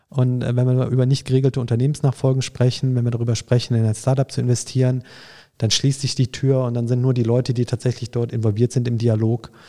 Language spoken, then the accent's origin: German; Düsseldorf, North Rhine-Westphalia, Germany; sodass ähm, ich als Düsseldorfer, wenn ich nach Frankfurt komme, sofort Anschluss finde